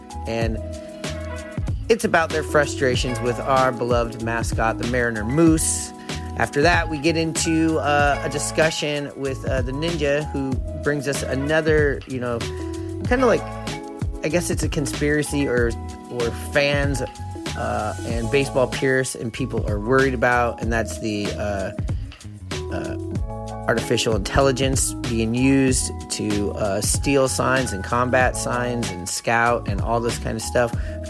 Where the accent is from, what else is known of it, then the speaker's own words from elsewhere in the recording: Seattle, Washington, United States; This is my neighborhood I grew up in Seattle.